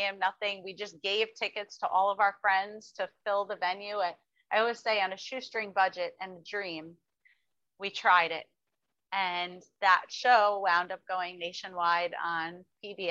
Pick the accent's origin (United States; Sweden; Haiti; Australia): United States; Westchester County, New York; also born or lived in Brooklyn, New York; I was born in Brooklyn, New York. The most country of places I know, and I grew up and I still am in Westchester County, New York.